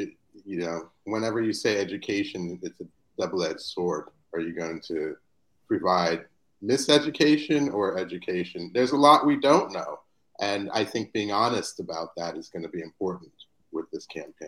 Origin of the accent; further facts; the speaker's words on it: California, United States; I'm from California.